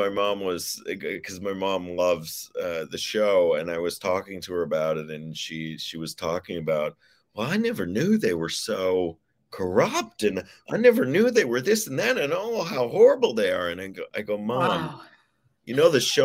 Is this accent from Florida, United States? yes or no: no; Texas, United States; moved away; I come from Texas, a small town, and I'm a child of very evangelical